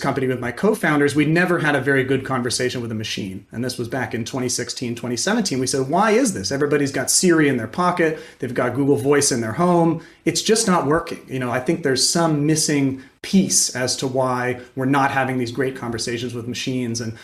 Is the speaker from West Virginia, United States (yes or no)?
yes; Morgantown, West Virginia, United States; I grew up in Morgantown